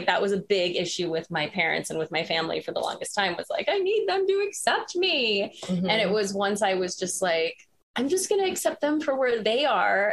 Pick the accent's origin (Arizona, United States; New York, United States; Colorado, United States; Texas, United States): Arizona, United States; Phoenix; I was born in Phoenix